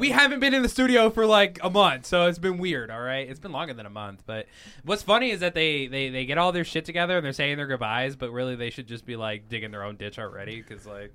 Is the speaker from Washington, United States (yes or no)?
no; Cheyenne, Wyoming, United States; I was born in Cheyenne, Wyoming